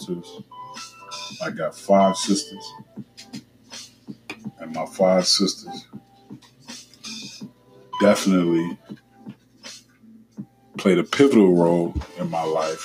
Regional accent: Cleveland, Ohio, United States; I remember growing up in Cleveland, on the east side of Cleveland

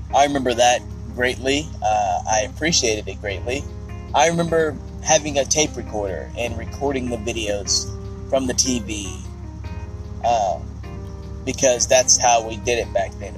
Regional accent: Ardmore, Oklahoma, United States; my hometown of Ardmore, Oklahoma

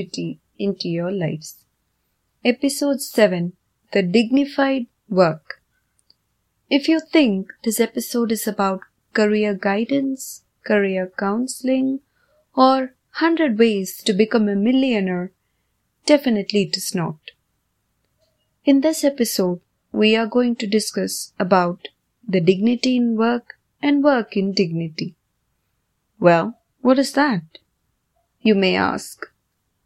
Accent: India; Growing up in India

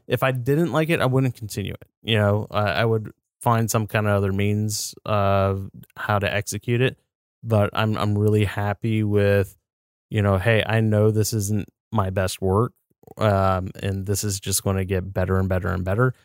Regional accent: United States; I'm an American

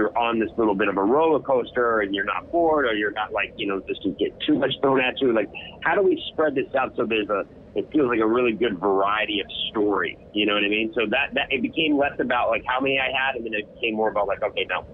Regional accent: New York, United States; I'm a New Yorker

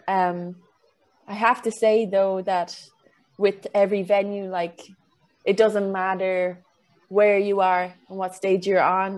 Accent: Kilkenny, Leinster, Ireland; moved away; I came back home to Kilkenny

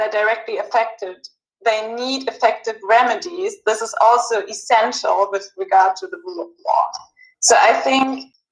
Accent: Germany; in Germany, my home country

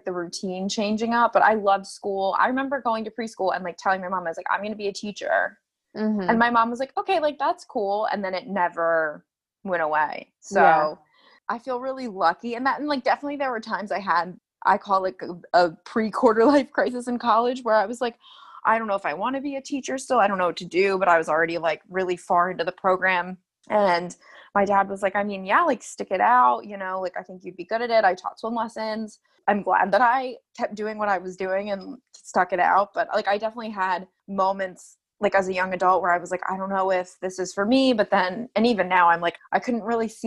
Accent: Phoenixville, Pennsylvania, United States; I grew up right outside of Philly. Well, not right outside, about, it was a 45-minute drive outside of Philly in a town called Phoenixville.

